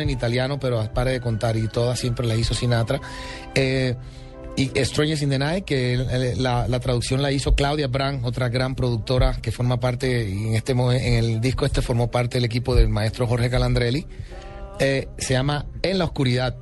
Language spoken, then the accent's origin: Spanish; Colombia; soy el primer colombiano en la historia